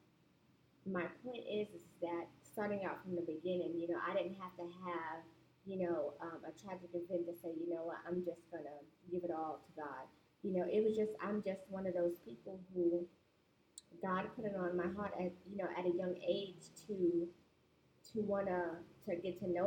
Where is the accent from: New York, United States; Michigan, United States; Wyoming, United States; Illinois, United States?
New York, United States; New York City; I'm from Brooklyn, New York. So in New York City, where I've grown up